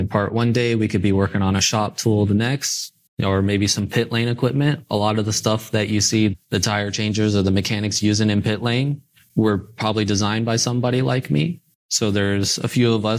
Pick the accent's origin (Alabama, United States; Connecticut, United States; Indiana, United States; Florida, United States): Indiana, United States; growing up in Indiana